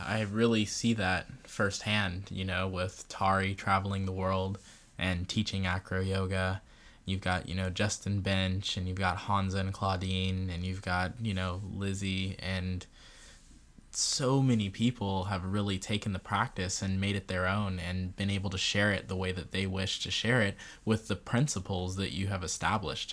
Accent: Barbados; I'm from Barbados and that's my facial features. I'm West Indian.

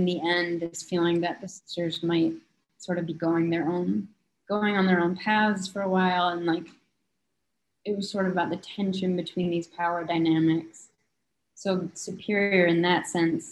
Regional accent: Minnesota, United States; I'm from Minnesota

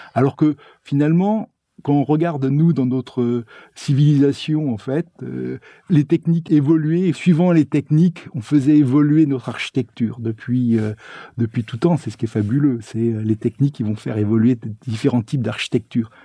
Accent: Blois, Centre-Val de Loire, France; j'étais originaire de Blois

